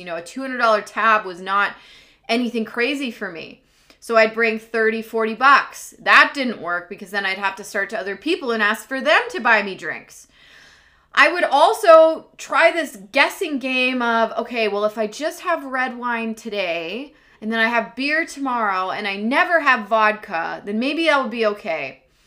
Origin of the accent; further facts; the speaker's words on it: Washington, District of Columbia, United States; moved away as an adult; now in British Columbia, Canada; I am recording to you live from British Columbia, Canada, and I'm originally from Washington, D.C.